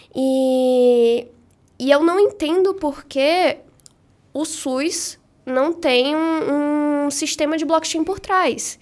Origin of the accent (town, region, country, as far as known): Salvador, Bahia, Brazil; moved away as an adult; now in São Paulo, Brazil